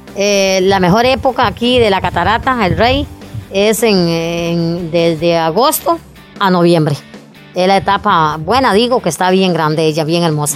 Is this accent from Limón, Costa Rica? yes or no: no; Puriscal, San José, Costa Rica; aquí nacimos y aquí morimos, porque es eh, verdad, somos puriscaleños 100% y zapatoneños